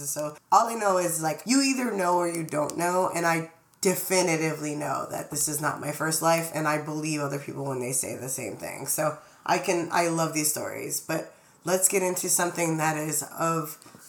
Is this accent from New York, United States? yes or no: yes; New York City, New York, United States; we're from Brooklyn.